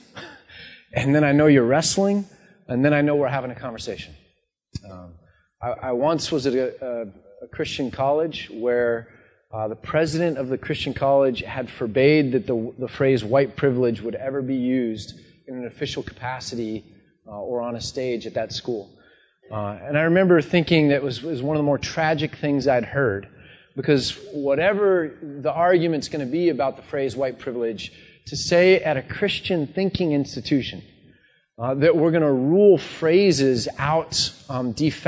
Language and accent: English; United States; So I grew up in the States, I said, but my dad's a Dutch immigrant